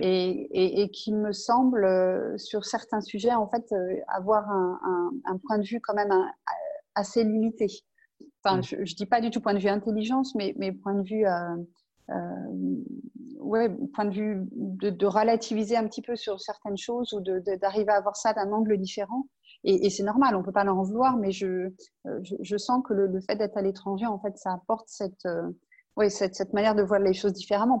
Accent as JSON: {"language": "French", "town": "Angers", "region": "Pays de la Loire", "country": "France", "tie": "born or raised there", "moved": "as an adult", "lives_now": "Munich, Germany", "said": "je suis d'Angers. Je suis née à Angers"}